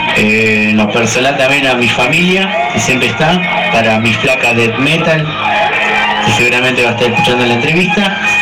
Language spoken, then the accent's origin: Spanish; Argentina; nosotros como argentinos